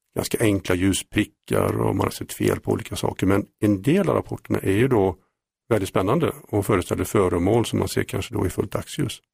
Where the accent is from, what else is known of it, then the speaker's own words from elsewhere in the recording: Mariestad, Västra Götaland, Sweden; sen jag var 16 år startade jag en UFO-förening i Mariestad, där jag kommer ifrån